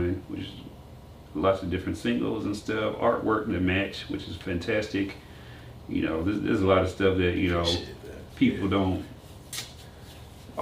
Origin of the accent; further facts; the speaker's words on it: Nashville, Tennessee, United States; moved away as an adult; also born or lived in Fort Valley, Georgia; I came from Nashville, Tennessee